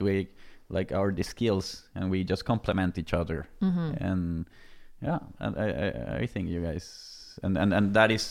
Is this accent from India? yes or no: no; Mexico; moved away as an adult; now in Norway; I'm from Mexico and I post a lot of images from Norway. I came from Mexico in 2014